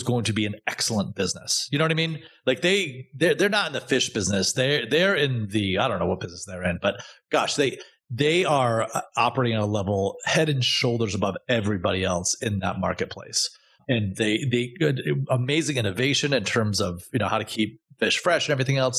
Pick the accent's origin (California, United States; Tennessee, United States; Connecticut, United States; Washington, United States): Connecticut, United States; Danbury; moved away as an adult; also born or lived in Providence, Rhode Island; moved to Danbury, Connecticut, out in the country when I was six. So I did most of my growing up in Danbury